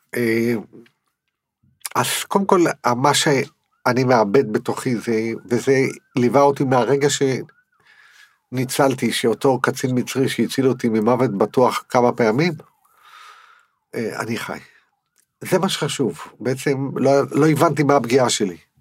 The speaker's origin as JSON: {"language": "Hebrew", "town": "Netanya", "region": "Central District", "country": "Israel", "tie": "born or raised there", "said": "אני גדלתי בנתניה"}